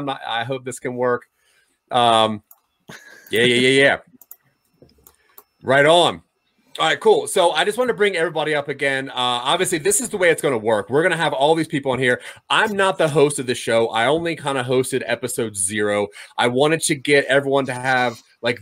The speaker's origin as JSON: {"language": "English", "region": "East Coast", "country": "United States", "tie": "born or raised there", "said": "I grew up on the East Coast"}